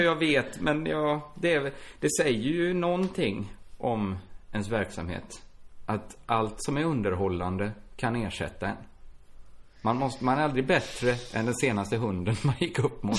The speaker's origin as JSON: {"language": "Swedish", "town": "Borås", "region": "Västra Götaland", "country": "Sweden", "tie": "born or raised there", "said": "Borås, som är min hemstad"}